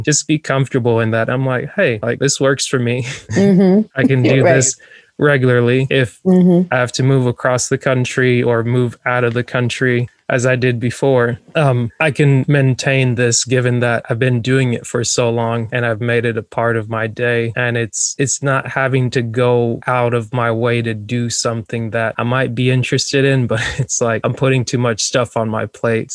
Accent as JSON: {"language": "English", "region": "North Georgia", "country": "United States", "tie": "born or raised there", "said": "I like grew up in North Georgia"}